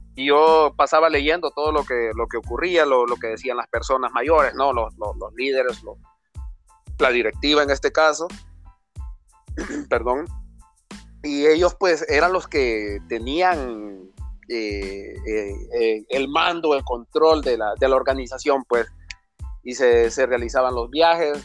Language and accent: Spanish; Comayagua, Honduras; soy nacido en Comayagua y criado en el hermoso barrio abajo